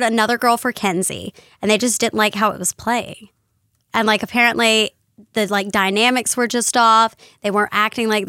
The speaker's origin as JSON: {"language": "English", "region": "North Carolina", "country": "United States", "tie": "born or raised there", "said": "I grew up in North Carolina"}